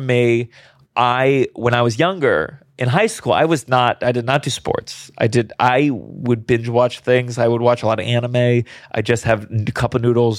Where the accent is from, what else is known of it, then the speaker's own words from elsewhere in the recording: New York, United States; I'm from New York, where, you know, we express our anger